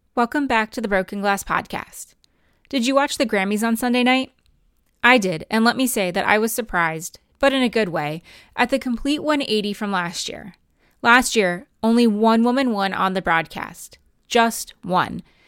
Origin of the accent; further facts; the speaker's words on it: New Jersey, United States; also born or lived in Pennsylvania; I grew up in New Jersey